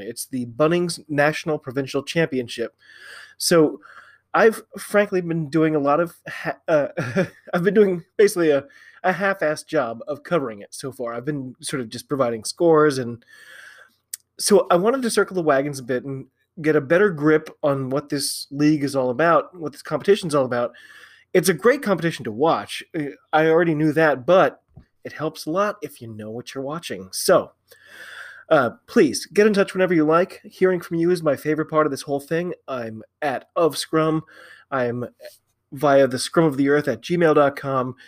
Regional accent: United States; I'm an American rugby fan.

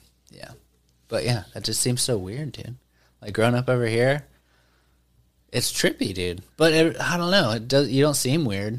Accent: Mena, Arkansas, United States; moved away as an adult; also born or lived in Conway, Arkansas; now in Arlington, United States

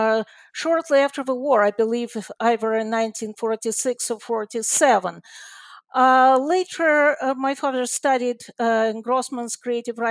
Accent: Moscow, Russia; moved away as an adult; now in Canada; I was born in Moscow in a family of a writer.

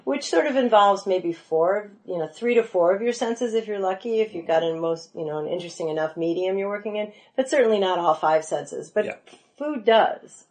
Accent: North Shore of Chicago, Illinois, United States; I'm from the North Shore of Chicago.

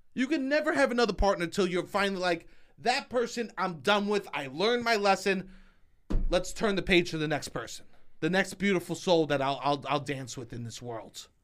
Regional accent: New York City, New York, United States; I'm from New York City

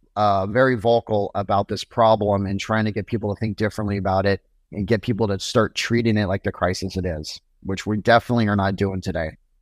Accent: Portland, Oregon, United States; Portland, Oregon, which is my hometown

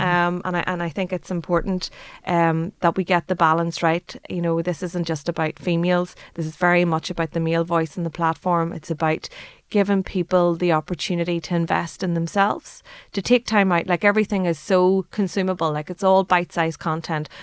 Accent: Ireland; we as Irish people

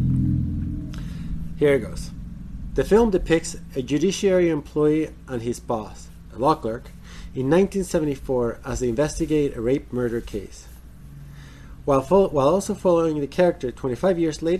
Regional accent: United States; as an American

